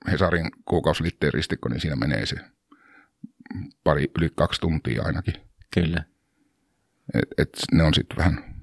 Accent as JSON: {"language": "Finnish", "town": "Lappea", "region": "Lapland", "country": "Finland", "tie": "born or raised there", "said": "Mä oon kotoisin ihan Pohjois-Suomesta tuolta Tuurneodaalin Torniokilaaksosta. Lappean kylä, se on noin 25-30 kilsaa kolarista alaspäin tai siis eteläänpäin."}